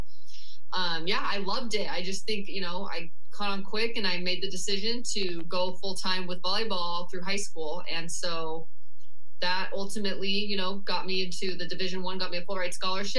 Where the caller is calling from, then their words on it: Scottsdale, Arizona, United States; I am joining you from sunny Scottsdale, Arizona.